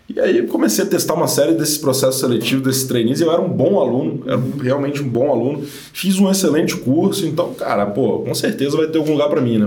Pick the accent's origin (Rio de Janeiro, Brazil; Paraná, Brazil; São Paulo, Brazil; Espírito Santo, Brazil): Espírito Santo, Brazil; Guarapari; also born or lived in Vitória; eu sou do Espírito Santo, sou nascido em Guarapari, é, mas me mudei para Vitória, que é a capital, há uns 12 anos, quando fui fazer faculdade.